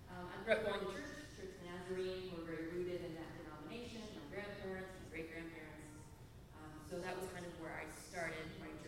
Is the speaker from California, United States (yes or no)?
no; about an hour south of Chicago, Illinois, United States; moved away; So I grew up in Illinois, about an hour south of Chicago. If you're someone who grew up in L.A. or San Diego, to you, I'm in a small town. If you're someone from a rural area, I'm a medium-sized town.